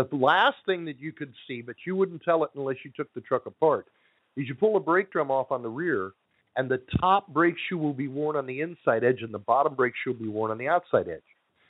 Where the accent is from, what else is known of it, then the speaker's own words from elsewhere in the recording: Southern California, United States; 760, Southern California. Okay. That's where I grew up.